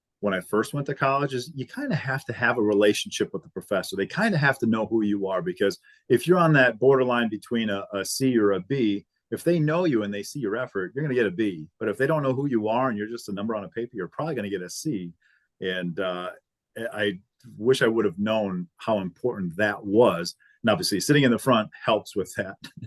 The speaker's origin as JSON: {"language": "English", "town": "Necedah", "region": "Wisconsin", "country": "United States", "tie": "born or raised there", "moved": "yes", "said": "growing up in Necedah was, it was just a beautiful place"}